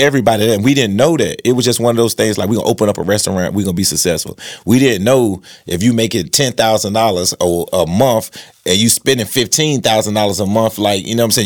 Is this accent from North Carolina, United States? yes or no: yes; Rocky Mount, North Carolina, United States; I was from South Rocky Mount